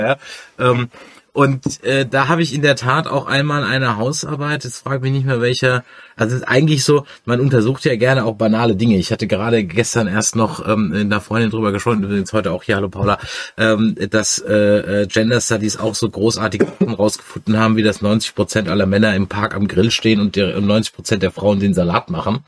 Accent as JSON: {"language": "German", "town": "Mannheim", "region": "Baden-Württemberg", "country": "Germany", "accent": "Mannheimerisch", "moved": "yes", "lives_now": "Düsseldorf, Germany", "said": "Ursprünglich komme ich aus Monem. Da redet man ganz anders"}